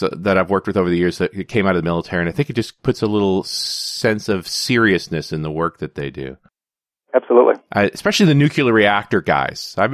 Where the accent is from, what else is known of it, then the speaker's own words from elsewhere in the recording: Canada; even though I'm a Canadian and we're a little more casual on the patriotic side of things